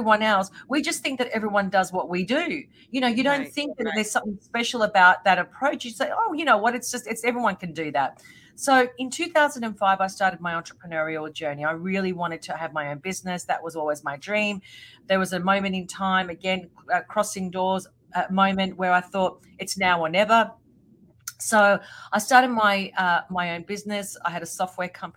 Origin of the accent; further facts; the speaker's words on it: Australia; also born or lived in Melbourne; I'm from Australia and I live in Melbourne.